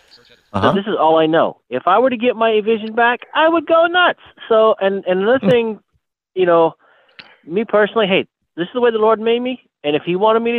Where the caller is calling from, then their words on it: Ohio, United States; I'm in Ohio.